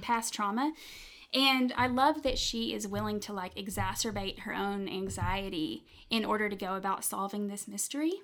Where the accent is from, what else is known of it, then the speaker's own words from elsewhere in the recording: Lawrenceburg, Tennessee, United States; also born or lived in Memphis, Tennessee; now in Chattanooga, United States; i grew up um, for a while in memphis tennessee and then when i was nine we moved to a little town called lawrenceburg